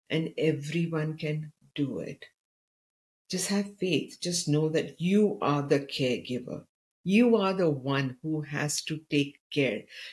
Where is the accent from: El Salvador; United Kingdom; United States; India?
India; I come from India